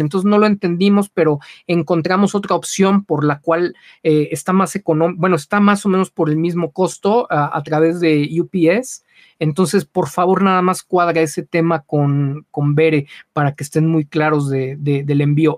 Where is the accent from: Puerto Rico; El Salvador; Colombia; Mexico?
Mexico; Aquí somos muy condescendientes